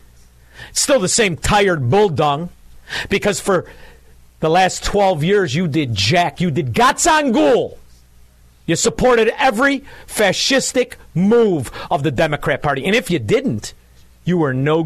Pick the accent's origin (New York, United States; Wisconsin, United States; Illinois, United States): Illinois, United States; Melrose Park; also born or lived in Chicago; now in Southwest Florida, United States; I'm from Melrose Park